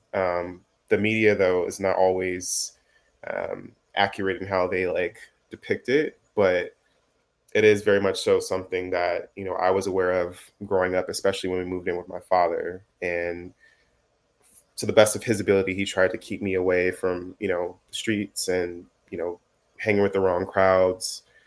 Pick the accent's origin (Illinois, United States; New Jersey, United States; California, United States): Illinois, United States; Chicago; moved away as an adult; also born or lived in Texas; now in Los Angeles, United States; born and raised in Chicago